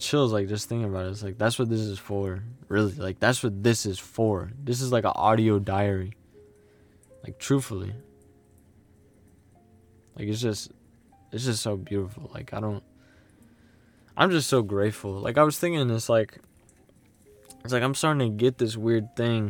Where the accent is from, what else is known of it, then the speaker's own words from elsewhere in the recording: United States; I grew up in the United States